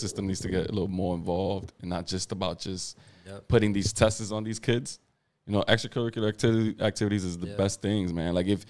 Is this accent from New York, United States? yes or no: yes; New York City, New York, United States; born or raised there